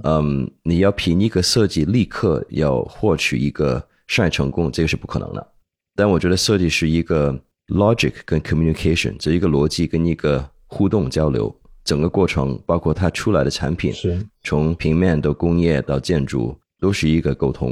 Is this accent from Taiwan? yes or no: no; Hong Kong; accent: 港普, ABC; moved away as an adult; also born or lived in United States; now in Beijing, China; 我是美国出生，香港长大